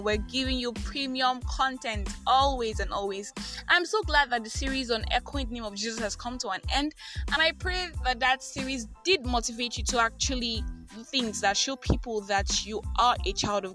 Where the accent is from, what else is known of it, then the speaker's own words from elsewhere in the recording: Nigeria; I am that Nigerian Christian talkaholic